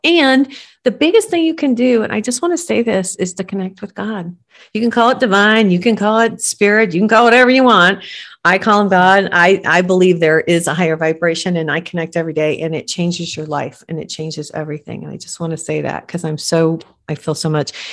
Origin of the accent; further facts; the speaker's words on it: Michigan, United States; I'm from Michigan and I lived there at the time